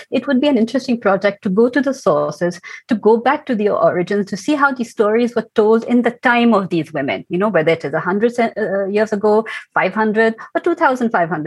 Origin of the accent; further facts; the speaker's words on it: Delhi, India; my background is very typical of someone of my generation growing up in India